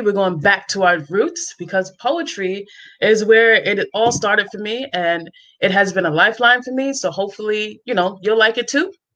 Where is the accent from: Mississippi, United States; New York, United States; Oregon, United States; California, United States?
New York, United States; also born or lived in Cape Cod, Massachusetts; now in Columbus, Georgia, United States; I'm from New York, but I lived on Cape Cod for many years, and I'm now in Columbus, Georgia